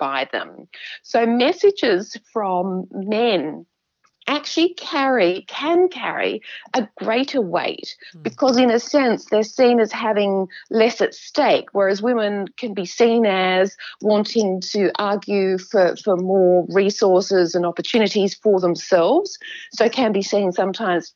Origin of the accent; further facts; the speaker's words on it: Adelaide, South Australia, Australia; I grew up in Adelaide, but I had a very safe, comfortable upbringing.